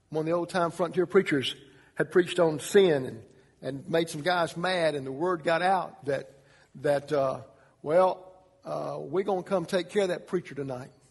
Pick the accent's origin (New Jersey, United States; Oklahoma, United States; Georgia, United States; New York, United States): Georgia, United States; Atlanta; I was born in Atlanta, Georgia